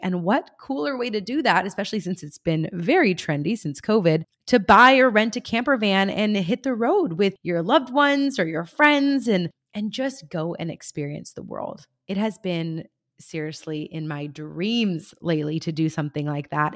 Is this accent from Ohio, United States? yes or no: no; California, United States; my home state of California